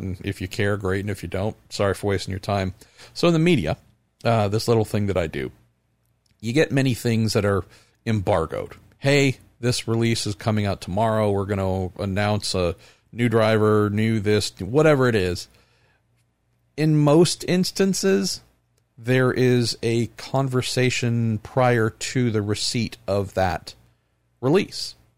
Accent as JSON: {"language": "English", "country": "United States", "said": "as an American"}